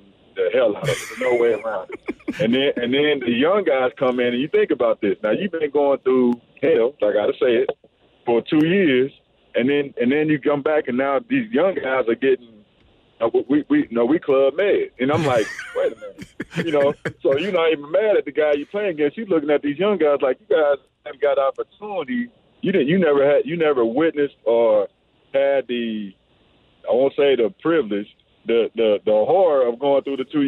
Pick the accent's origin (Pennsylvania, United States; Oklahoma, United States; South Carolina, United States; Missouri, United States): Missouri, United States; my home state, 2 hours from home